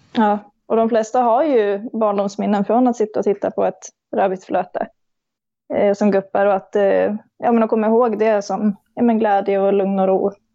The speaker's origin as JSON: {"language": "Swedish", "town": "Kungsgården", "region": "Gävleborg County", "country": "Sweden", "tie": "born or raised there", "said": "kommer ja, en liten bit utanför Gävle, Kungsgården, eh, växte jag upp"}